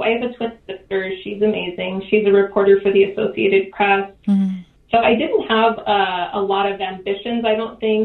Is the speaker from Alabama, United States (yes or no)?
no; Grants, New Mexico, United States; first language English; moved away as an adult; also born or lived in Wyoming; it's a special state for me because it's where I was born and raised